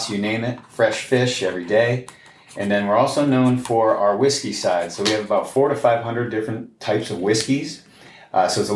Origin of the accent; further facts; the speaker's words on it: Chicopee, Massachusetts, United States; my hometown in Chicopee, Massachusetts